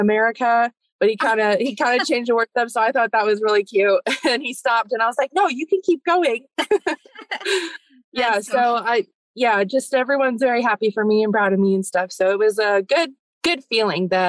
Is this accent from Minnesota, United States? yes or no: no; Las Vegas, Nevada, United States; now in Texas, United States; I grew up in Nevada, in Las Vegas